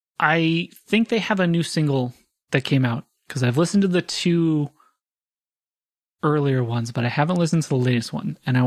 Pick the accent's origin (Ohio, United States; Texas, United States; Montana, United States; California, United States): California, United States; San Diego; us growing up in San Diego, the Del Mar Fair was like the big happening in summertime